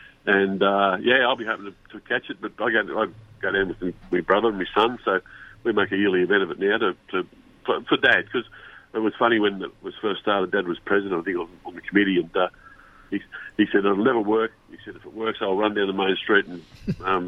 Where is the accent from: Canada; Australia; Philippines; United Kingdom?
Australia; New South Wales; we're from New South Wales